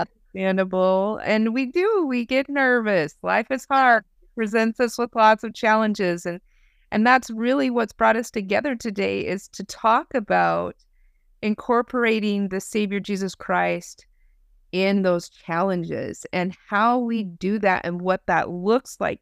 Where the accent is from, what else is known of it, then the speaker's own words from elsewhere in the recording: Idaho, United States; I'm from Idaho